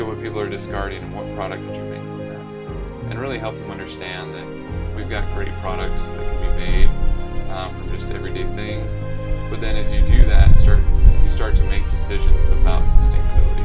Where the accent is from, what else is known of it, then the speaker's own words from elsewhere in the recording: San Jose, California, United States; moved away as an adult; also born or lived in Utah; I grew up in San Jose, the South Bay area of California